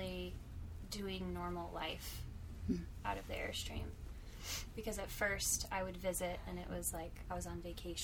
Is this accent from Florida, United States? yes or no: yes; Orlando, Florida, United States; moved away as an adult; also born or lived in Texas; I grew up in Orlando, and I lived in Orlando for most of my life, with the exception of a couple of years in high school. My family moved overseas, and I'm a short stint in Texas.